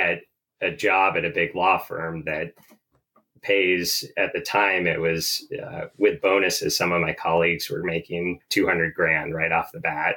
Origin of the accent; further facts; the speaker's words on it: Vermont, United States; growing up in Vermont. It's a beautiful outdoors here.